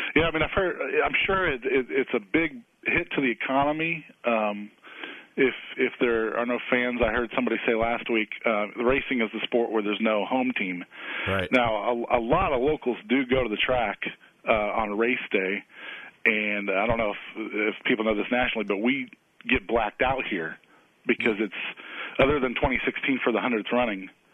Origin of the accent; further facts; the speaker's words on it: Illinois, United States; also born or lived in Waco, Texas; now in Indianapolis, United States; I grew up in Illinois